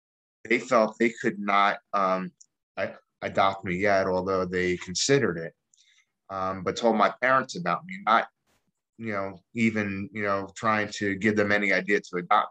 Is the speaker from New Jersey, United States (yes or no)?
yes; East Orange, New Jersey, United States; also born or lived in Staten Island, New York / Philadelphia, Pennsylvania; now in East Greenville, United States; I originally grew up in East Orange, New Jersey, and lived in Staten Island for a while